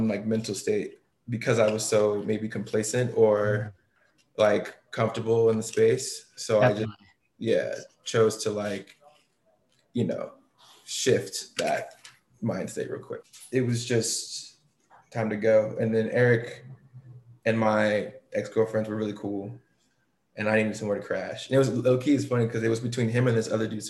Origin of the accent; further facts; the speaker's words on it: Durham, North Carolina, United States; moved away as an adult; also born or lived in Washington, District of Columbia, United States; now in New York, United States; I was born in Durham, North Carolina, man. From down south